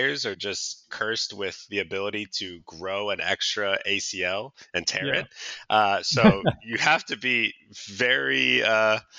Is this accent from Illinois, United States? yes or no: no; Seattle, Washington, United States; growing up in Seattle around this time